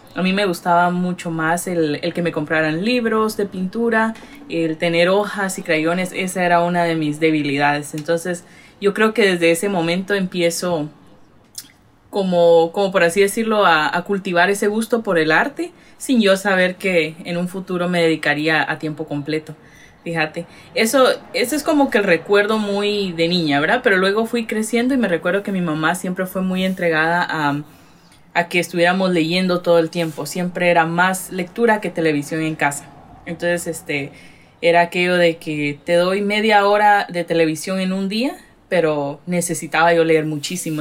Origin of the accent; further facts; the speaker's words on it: Retalhuleu, Guatemala; moved away as an adult; also born or lived in Los Angeles, California, United States; now in Massachusetts, United States; yo nací aquí en Estados Unidos, pero me llevaron a Guatemala cuando cumplí los cinco años de edad. Y crecí, o sea, crecí en Guate, estudié, me gradué y ya volví a Estados Unidos hace seis años